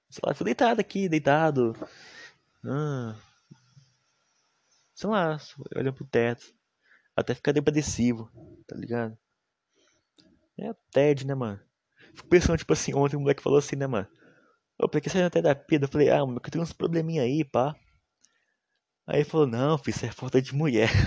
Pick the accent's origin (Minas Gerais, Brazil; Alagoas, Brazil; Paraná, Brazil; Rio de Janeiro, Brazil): Minas Gerais, Brazil; meu sotaque é massa, eu sou mineiro. Fih, respeita os cria de Minas, rapaz. Respeita os cria de Minas. O pessoal daqui de Minas é muito foda, mano.